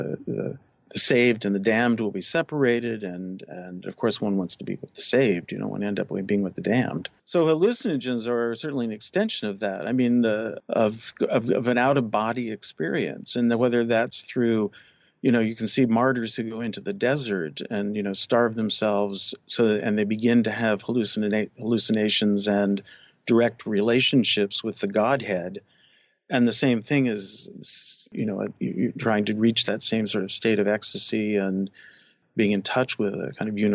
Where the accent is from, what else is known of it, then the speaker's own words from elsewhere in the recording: Midwest, United States; I grew up in the Midwest